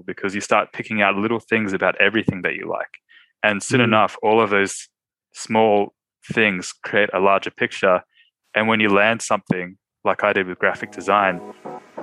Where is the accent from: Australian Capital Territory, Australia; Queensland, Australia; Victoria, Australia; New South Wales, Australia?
New South Wales, Australia; Sydney; I'm from Sydney, Australia